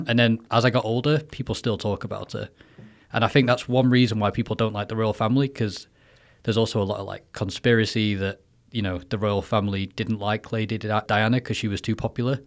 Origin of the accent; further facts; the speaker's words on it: Manchester, North West England, United Kingdom; moved away as an adult; now in Taiwan; I'm from England, Manchester